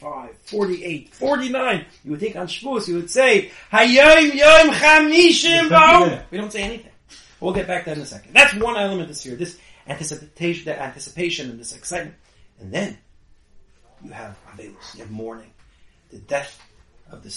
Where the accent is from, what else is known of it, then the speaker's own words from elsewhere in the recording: Toronto, Ontario, Canada; moved away as an adult; also born or lived in Lakewood / Buffalo; now in Queens, United States; I'm in Queens now. I grew up in Toronto.